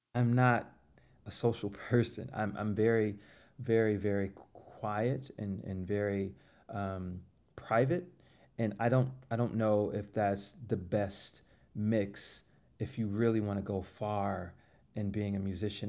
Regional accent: Florida, United States; moved away as an adult; now in New York City, United States; I'm from Florida

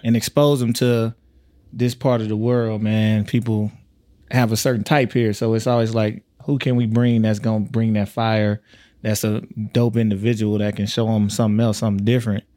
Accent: Tyler, Texas, United States; now in Omaha, United States; I'm from Texas

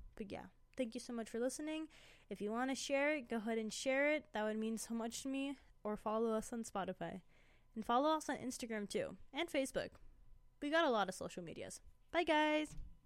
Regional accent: Indianapolis, Indiana, United States; now in Colorado, United States; I was born in Indianapolis, Indiana.

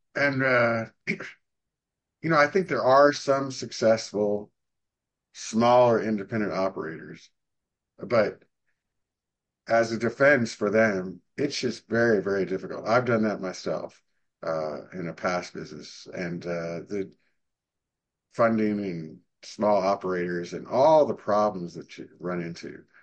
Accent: Arlington, Virginia, United States; now in Dallas, United States; I'm from Arlington, Virginia, and we used to have, you know, winters about 16, 17 inches of average snow

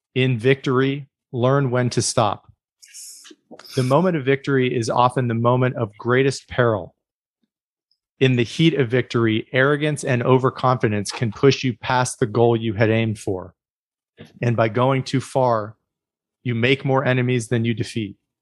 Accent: United States

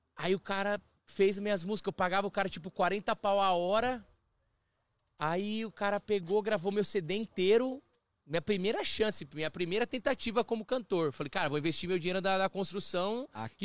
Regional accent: Brazil; moved away as an adult; now in Toronto, Canada; eu cresci, assim, no, no, no Brasil

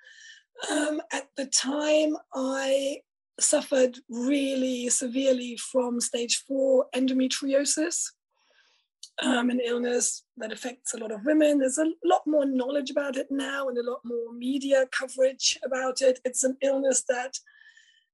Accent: East Germany, Germany; now in United Kingdom; I'm originally from Germany. I actually grew up in socialist East Germany as a child, in a very rural area.

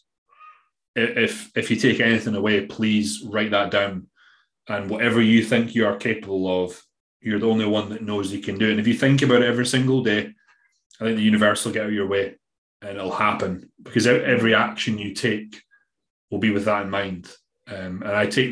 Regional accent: Scotland, United Kingdom; accent: Scottish; my Scottish accent

